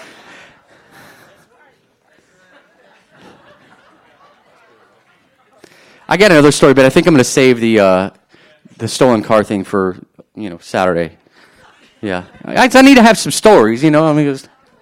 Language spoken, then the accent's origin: English; New Orleans, Louisiana, United States; growing up in New Orleans